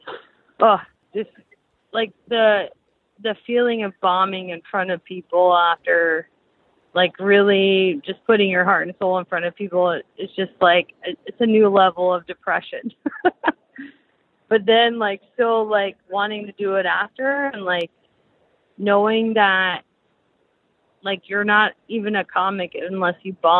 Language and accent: English; Charleston, South Carolina, United States; an open mic show in Charleston, my hometown